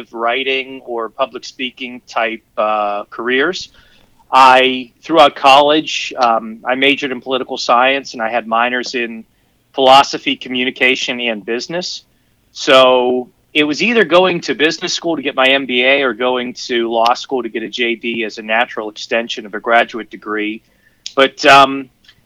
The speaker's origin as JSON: {"language": "English", "town": "Pittsburgh", "region": "Pennsylvania", "country": "United States", "tie": "born or raised there", "said": "the real lawyer, is from Pittsburgh, Pennsylvania, right here in the lovely, lovely city of black and gold"}